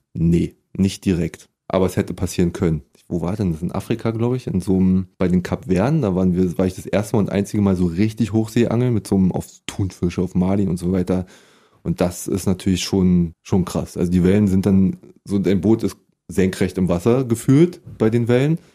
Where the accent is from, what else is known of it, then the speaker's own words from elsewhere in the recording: Berlin, Germany; ich komme aus Prenzlauer Berg eigentlich. Da bin ich äh, nicht geboren. Da gab es ja kein Krankenhaus im Buch. Und da bin ich auch mein ganzes Leben lang aufgewachsen